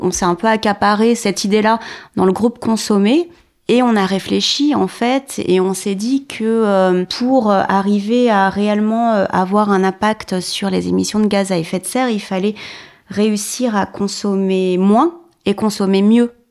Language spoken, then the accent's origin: French; Paris region, Val-de-Marne, Île-de-France, France; Je viens de la région parisienne, banlieue sud, dans le 94.